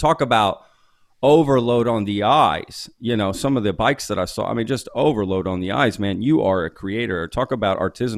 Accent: Dallas, Texas, United States; moved away as an adult; also born or lived in Omaha, Nebraska / Pennsylvania; now in Austin, United States; He got out of the Air Force right after I was born, and we moved to Texas, and I lived there. I grew up in Texas my whole life till I graduated high school.

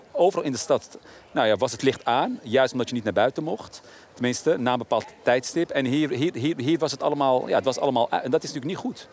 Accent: Amsterdam, North Holland, Netherlands; Ik ben in een tijd opgegroeid dat mijn eigen wijk, waar ik ben opgegroeid, in Oszor bijvoorbeeld, had je niet zoveel voorzieningen

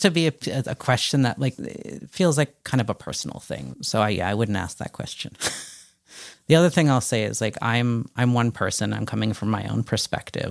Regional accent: Connecticut, United States; I grew up in Connecticut and um, was born in '81

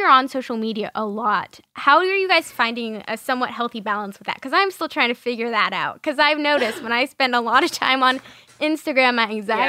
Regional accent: New York, United States; my hometown, New York

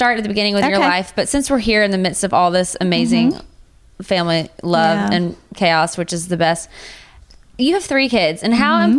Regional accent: Texas, United States; I'm from Texas.

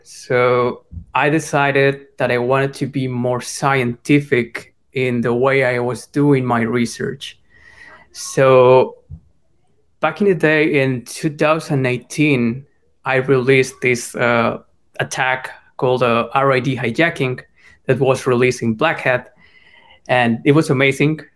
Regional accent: Colombia; I'm from Colombia. I come from a middle class home there

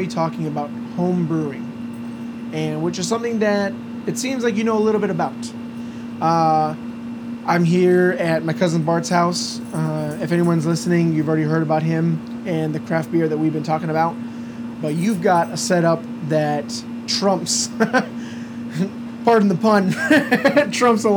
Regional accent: Michigan, United States; now in Florida, United States; me and my cousin, we're from Michigan

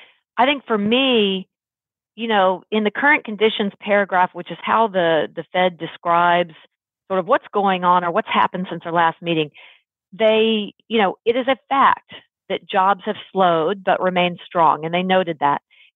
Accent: Texas, United States; I was quite into college ball growing up in Texas. That was really the Texas thing, high school and college ball.

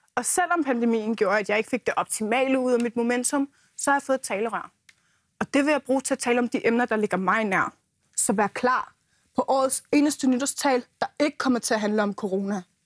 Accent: Hundige, Zealand, Denmark; jeg kommer fra Askerød i Hundi i den sydlige del af Blæstegnen

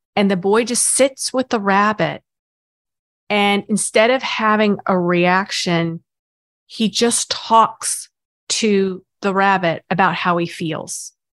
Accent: the South, United States; I grew up in the South

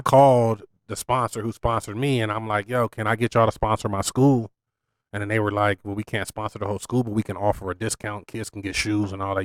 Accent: Las Vegas, Nevada, United States; also born or lived in Kentucky; I grew up in Spring Valley

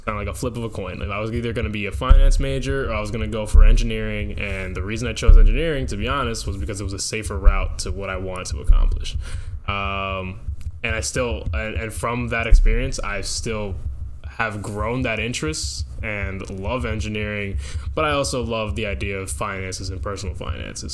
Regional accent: Dover, New Jersey, United States; I come from Dover, New Jersey, in Morris County.

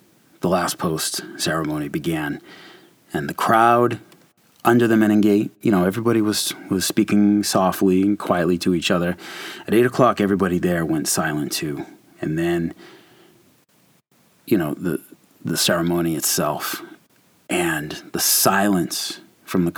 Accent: United States; my hometown here in the U.S.

